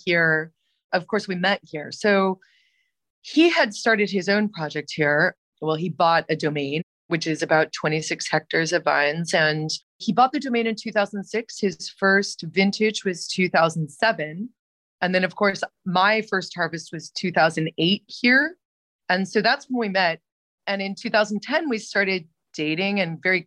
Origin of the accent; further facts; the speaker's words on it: Lake Oswego, Oregon, United States; moved away as an adult; also born or lived in Providence, Rhode Island / New York City; now in Roussillon, France; I'm originally from Oregon, just outside of Portland in a city called Lake Oswego, which I left almost as soon as I could